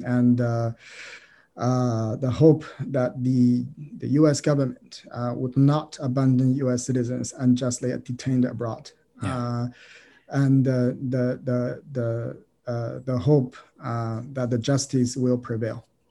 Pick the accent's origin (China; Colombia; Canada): China; moved away as an adult; now in United States; I'm a Chinese. Uh, I grew up in China.